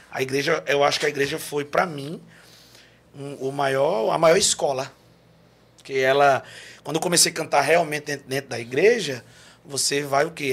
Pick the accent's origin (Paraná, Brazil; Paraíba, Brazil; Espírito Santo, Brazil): Paraíba, Brazil; João Pessoa; nasci, me criei aqui. Nasci ali no Hospital Santa Isabel